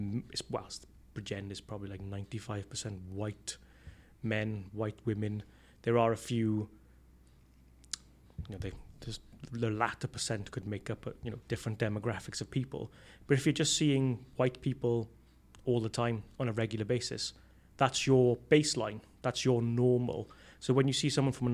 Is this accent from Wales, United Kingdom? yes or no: yes; Port Talbot, Wales, United Kingdom; I'm from Patalbot.